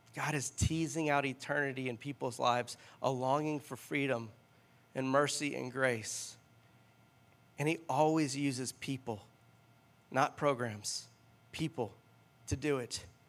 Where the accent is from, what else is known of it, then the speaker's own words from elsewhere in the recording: Louisiana, United States; now in Cincinnati, United States; I'm from Louisiana